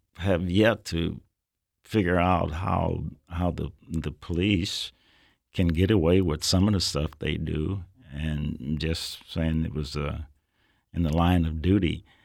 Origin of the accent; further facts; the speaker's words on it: Nebraska, United States; I'm from Nebraska